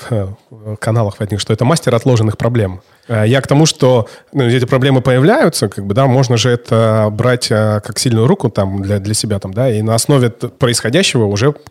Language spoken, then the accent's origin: Russian; Altai Krai, Russia; а у меня друзья на Алтае живут, я сам с Алтая